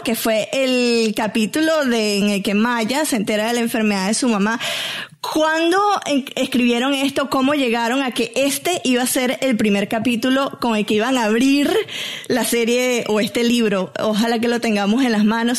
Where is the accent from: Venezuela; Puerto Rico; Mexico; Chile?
Venezuela; mi tierra